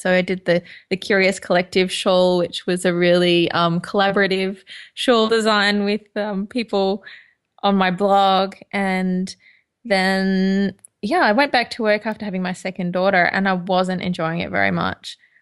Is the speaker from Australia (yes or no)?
yes; Toowoomba, Queensland, Australia; now in London, United Kingdom; I was born and bred in Queensland in Australia